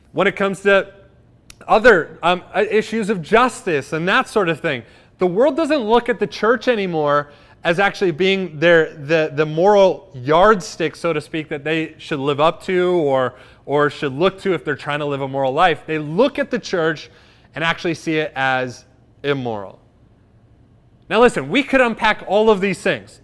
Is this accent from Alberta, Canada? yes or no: no; Cobourg, Ontario, Canada; my hometown of Coburg.